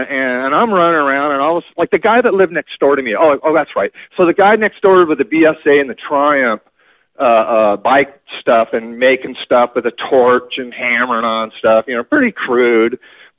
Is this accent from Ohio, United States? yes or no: no; Norwalk, California, United States; All right, so I grew up in Norwalk. Actually, when I first moved to California, my parents were in the Navy, so we bounced around from, like, near a naval base my whole life.